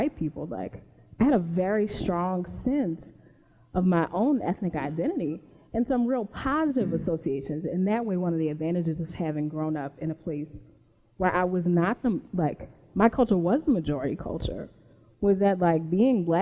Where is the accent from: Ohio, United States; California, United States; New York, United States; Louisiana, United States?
Louisiana, United States; New Orleans; I grew up in New Orleans